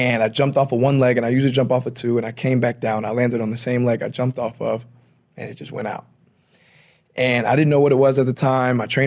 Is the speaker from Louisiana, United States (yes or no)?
yes; Louisiana, United States; I'm from Louisiana, so you know we have parades and everything down there